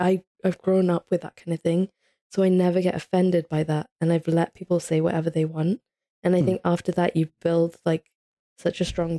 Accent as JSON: {"language": "English", "country": "Italy", "tie": "born or raised there", "said": "Like, I grew up in Italy, like there wasn't any Pakistanis, never mind Muslims."}